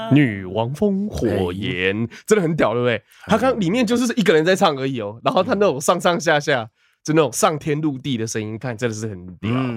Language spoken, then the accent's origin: Chinese; Taiwan; 身为一个台湾人